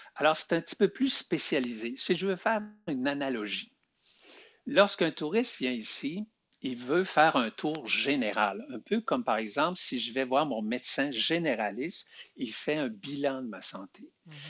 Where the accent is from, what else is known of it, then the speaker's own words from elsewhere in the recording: Beauce, Quebec, Canada; moved away as an adult; now in Montreal, Canada; je suis natif de la Beauce